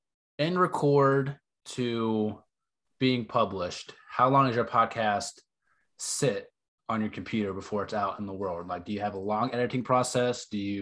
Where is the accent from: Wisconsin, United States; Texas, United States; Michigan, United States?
Texas, United States; also born or lived in North Carolina; I'm from the South too. I mean, I'm from Texas and North Carolina.